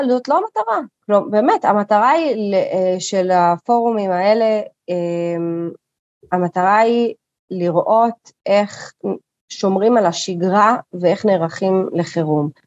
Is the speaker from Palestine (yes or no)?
yes; Kiryat Arba, West Bank, Palestine; אני גדלתי בקריית ארבע, בסדר? חטפתי אה, אה, מדי פעם, מה שנקרא, גם אבנים, גם בקת"בים.